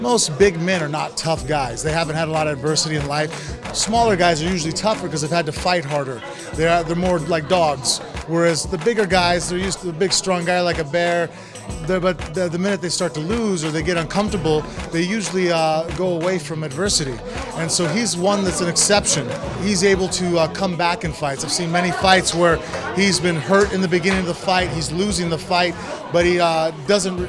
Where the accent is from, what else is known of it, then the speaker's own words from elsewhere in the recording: United States; I'm American down in Brazil